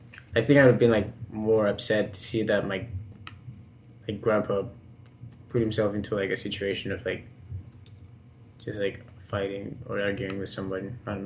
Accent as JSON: {"language": "English", "country": "United States", "said": "As an American myself"}